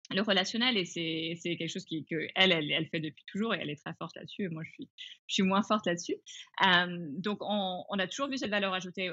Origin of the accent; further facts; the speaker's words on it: France; also born or lived in England / Asia / China / Singapore; je suis anglaise, ayant grandi en France, ayant vécu en, en Asie